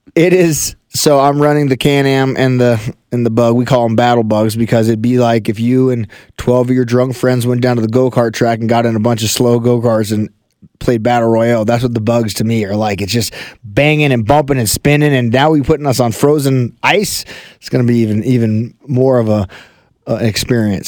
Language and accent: English; Colorado Springs, Colorado, United States; I grew up in uh, Colorado Springs, Colorado